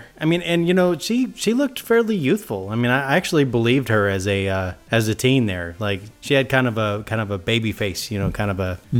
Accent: Tennessee, United States; I'm from Tennessee.

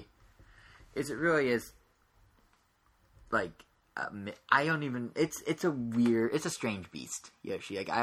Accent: United States; I'm American

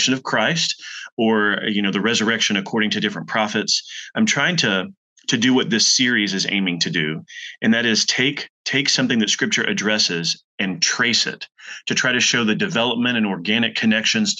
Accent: Texas, United States; moved away as an adult; now in Louisville, United States; We're originally from Texas, and we came to Louisville in 2010

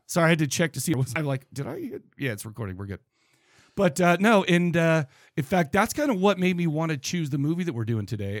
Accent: Farmington, Utah, United States; I grew up in Farmington, Utah

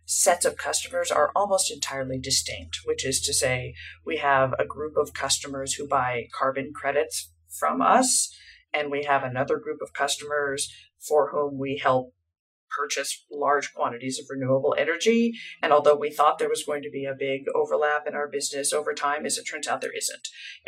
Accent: United States; being an American, and I work a fair amount in Europe

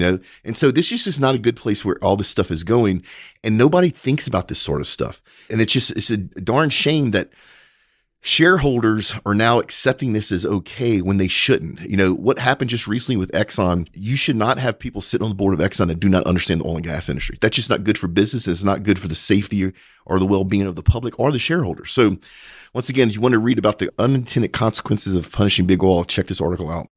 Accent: United States; as an American, as a very proud and patriotic American

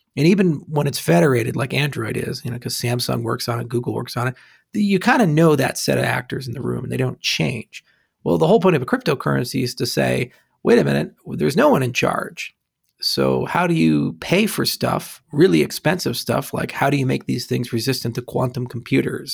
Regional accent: Hawaii, United States; I grew up in Hawaii, so it rained a lot, too.

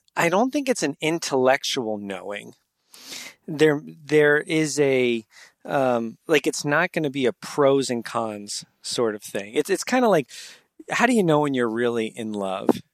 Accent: New Jersey, United States; moved away as an adult; also born or lived in Pittsburgh / New York; now in San Diego, United States; I grew up in New Jersey

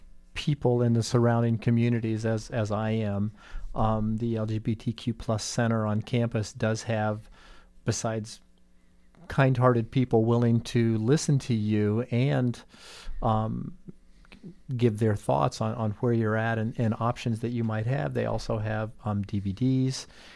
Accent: Indiana, United States; being someone that actually is not from Bloomington, I'm from the Bloomington area.

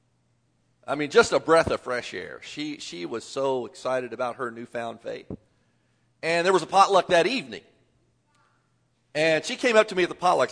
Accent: Southern Indiana, United States; I grew up in the Southern Indiana area

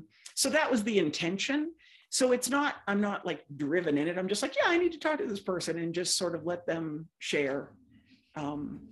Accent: outside of Boston, Massachusetts, United States; moved away as an adult; also born or lived in Indiana; I grew up outside of Boston

